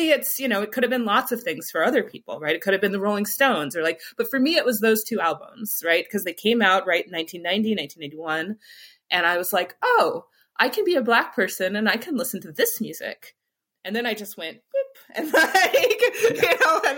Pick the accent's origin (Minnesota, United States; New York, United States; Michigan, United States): Michigan, United States; But there is something about the …, particularly where I grew up in Michigan, where I did not have, you know, I really didn't have access to like some of the other things